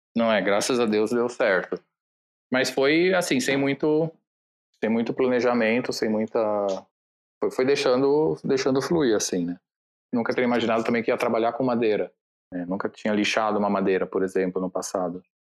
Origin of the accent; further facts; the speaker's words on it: Italy; moved away; Eu cresci na Itália, então esse trabalho que eu fiz foi numa loja na Itália